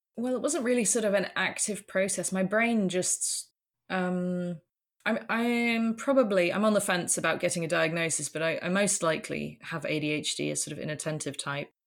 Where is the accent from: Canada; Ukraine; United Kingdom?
United Kingdom; moved away as an adult; also born or lived in London; now in Netherlands; I'm British, but, um, about, uh, gosh, seven years ago now, uh, we moved, moved over to the Netherlands